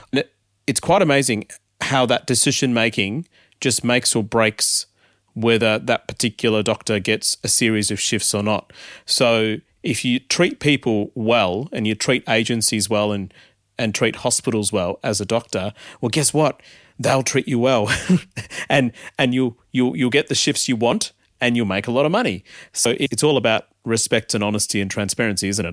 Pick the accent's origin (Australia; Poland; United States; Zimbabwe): Australia; Melbourne, Victoria; also born or lived in India; brought up in Australia, born in India